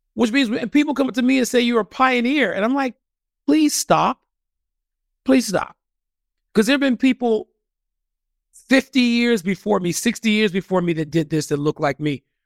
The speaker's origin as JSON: {"language": "English", "town": "Chicago", "region": "Illinois", "country": "United States", "tie": "born or raised there", "also_born_or_lived": "Arizona", "moved": "as an adult", "lives_now": "Washington, D.C., United States", "said": "I grew up in the neighborhood that is called West Chatham, mm-hmm. right off the Dan Ryan."}